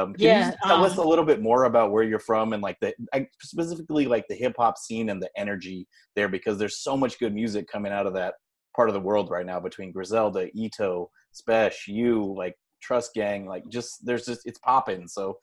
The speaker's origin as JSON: {"language": "English", "region": "West Coast", "country": "United States", "said": "I'm from the West Coast."}